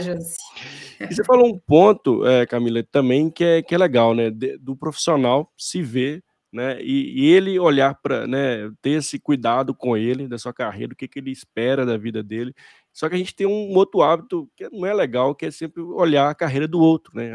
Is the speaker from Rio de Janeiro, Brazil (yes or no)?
no; Minas Gerais, Brazil; accent: mineiro; meu sotaque, você, eh, com certeza ele é mineiro.